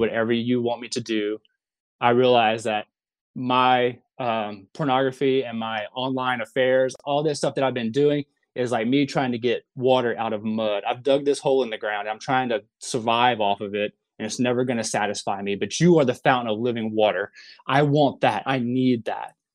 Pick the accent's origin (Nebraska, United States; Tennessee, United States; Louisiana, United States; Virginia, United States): Louisiana, United States; moved away as an adult; now in Oklahoma City, United States; I live in Oklahoma City. Um, I'm originally from Louisiana.